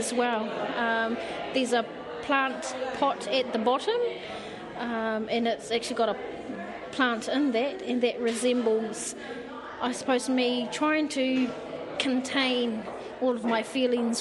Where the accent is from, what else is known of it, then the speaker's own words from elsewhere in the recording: Gisborne, New Zealand; also born or lived in Tawa, Wellington; now in Wellington, New Zealand; Home is in, well, we live in Tawa. We're actually from Gisborne, so where we live in Tama, Wellington.